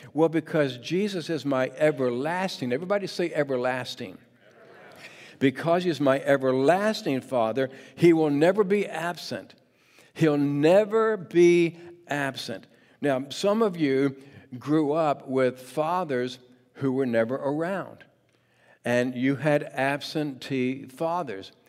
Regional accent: Mechanicsville, Virginia, United States; now in Portland, United States; growing up in Mechanicsville, Virginia.

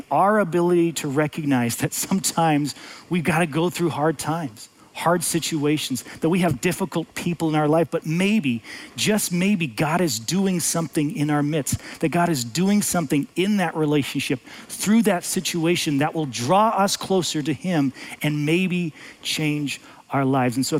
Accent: United States; as an American, as a father, as a husband

